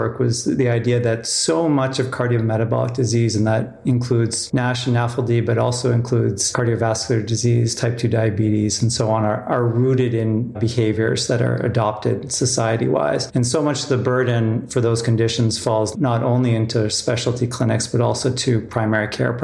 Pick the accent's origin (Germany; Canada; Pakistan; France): Canada; also born or lived in South Africa / San Francisco; I was born in the Southern Hemisphere in South Africa. I grew up in Canada.